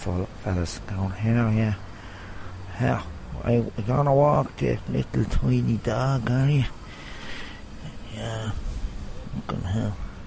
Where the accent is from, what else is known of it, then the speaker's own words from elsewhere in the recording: Tuam, Connacht, Ireland; I was born in Tuam